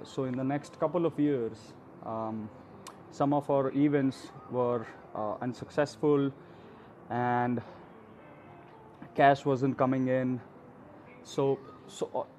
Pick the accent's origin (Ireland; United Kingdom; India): India; I'm from India